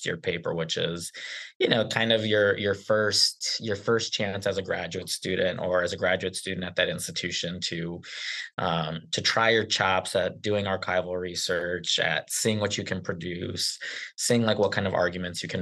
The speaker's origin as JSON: {"language": "English", "town": "Chicago", "region": "Illinois", "country": "United States", "tie": "born or raised there", "said": "I spent most of my life living in Chicago, or at least my childhood growing up in Chicago"}